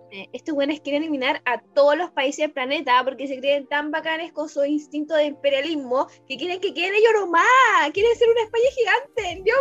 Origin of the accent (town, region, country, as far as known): Chile; born or raised there